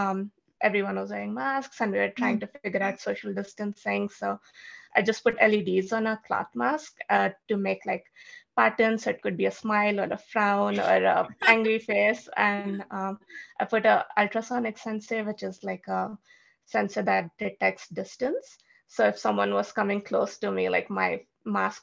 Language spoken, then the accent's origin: English; India; moved away; I grew up in India, I had never used or seen a lawnmower because we don't have